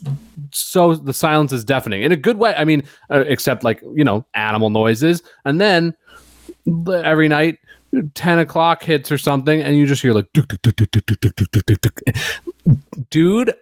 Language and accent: English; New York, United States; moved away as an adult; now in Southern US; I'm from New York. I'm respectful. I moved down there for the cooking and the Southern hospitality and the values